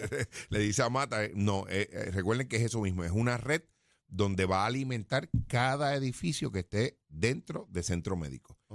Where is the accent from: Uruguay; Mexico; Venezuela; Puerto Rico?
Puerto Rico; Jayuya; de mi pueblo